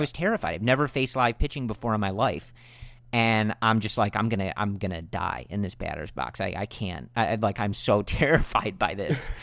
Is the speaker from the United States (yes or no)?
yes; Buffalo Grove, Illinois, United States; we're both originally from Buffalo Grove